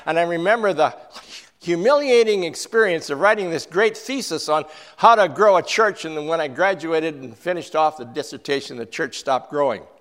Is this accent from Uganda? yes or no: no; Canada; I'm a Canadian.